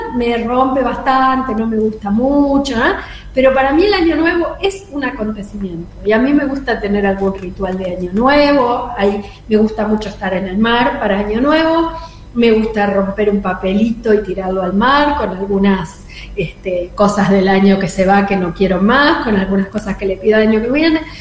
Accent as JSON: {"language": "Spanish", "town": "Coronda", "region": "Santa Fe", "country": "Argentina", "tie": "born or raised there", "moved": "yes", "said": "Coronda, que es el pueblo donde yo nací"}